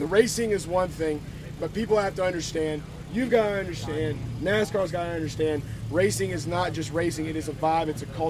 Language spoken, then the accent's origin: English; Talladega, Alabama, United States; I grew up in Talladega, so Dega was, like, my jam, and it's what I did.